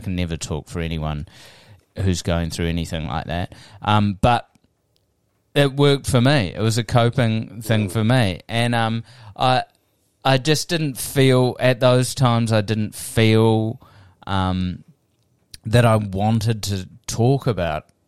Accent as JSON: {"language": "English", "country": "New Zealand", "also_born_or_lived": "Wellington", "said": "I'm just a Kiwi"}